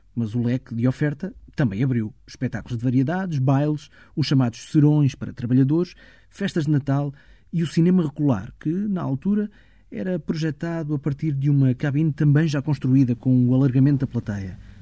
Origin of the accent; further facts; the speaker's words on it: Ponte de Sor, Alentejo, Portugal; na minha terra